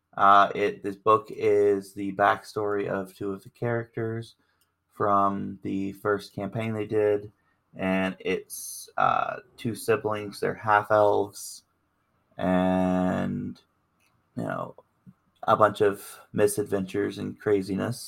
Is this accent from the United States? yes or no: yes; America's Bible Belt, the South, United States; I grew up Southern Baptist in America's Bible Belt